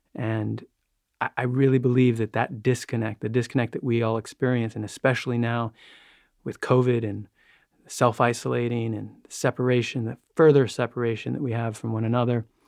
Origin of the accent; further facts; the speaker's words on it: New York, United States; I grew up in New York